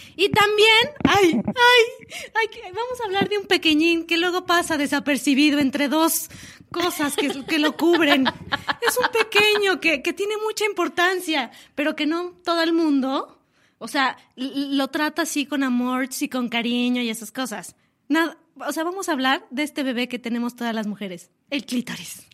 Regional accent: Chilango, Mexico City, Mexico; dicen por ahí que somos chilangas

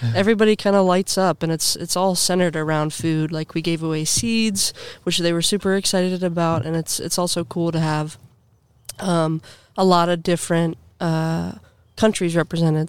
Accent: Granville, Ohio, United States; I grew up in Granville, Ohio

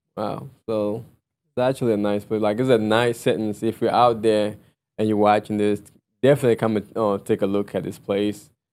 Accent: Ghana; I'm Ghanaian

